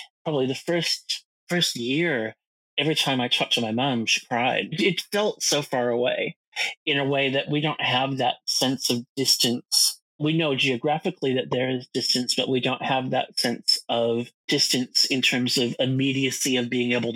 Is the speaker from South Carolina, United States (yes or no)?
no; outside of Chicago, Illinois, United States; moved away as an adult; also born or lived in Los Angeles, California; now in Australia; I grew up in outside of Chicago in Illinois